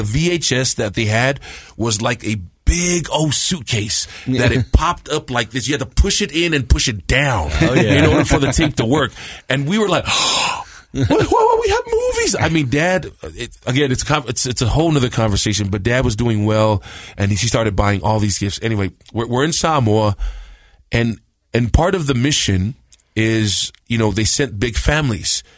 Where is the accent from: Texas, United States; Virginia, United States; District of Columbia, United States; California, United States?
California, United States; Compton; also born or lived in San Bruno, California; I was born in San Bruno, San Francisco in the Bay Area. I think I was 6 months old, my mom said, and we moved to Compton, California